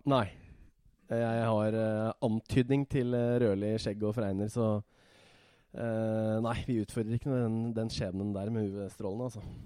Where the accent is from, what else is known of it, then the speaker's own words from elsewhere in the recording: Hemsedal, Buskerud, Norway; moved away as an adult; also born or lived in Sogndal; now in Oslo, Norway; vokste opp i Hemsedal.